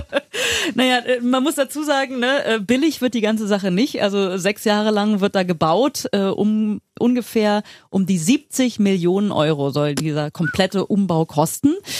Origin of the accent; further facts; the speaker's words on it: Berlin, Germany; Vor 41 Jahren hier in Berlin geboren. Ich habe auch nie woanders gewohnt